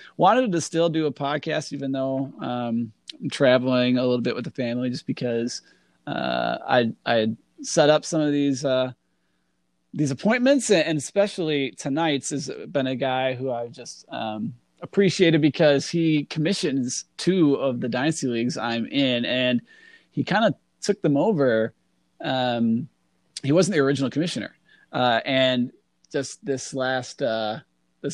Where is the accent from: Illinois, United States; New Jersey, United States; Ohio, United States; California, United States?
Illinois, United States; Northern; where I grew up in Northern Illinois